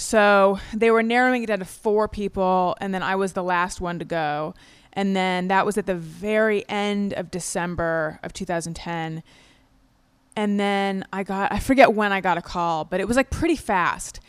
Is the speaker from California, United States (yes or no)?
yes; California, United States; moved away as an adult; also born or lived in New York; I'm from California originally. I'd been in New York for, like, eight or nine years at that point